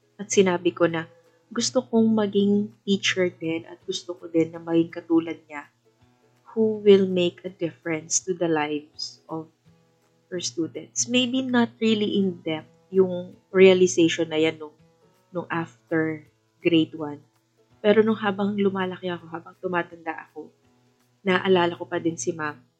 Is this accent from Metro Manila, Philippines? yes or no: no; Iloilo City, Western Visayas, Philippines; also born or lived in Baguio; dito sa hometown ko, dito sa Iloilo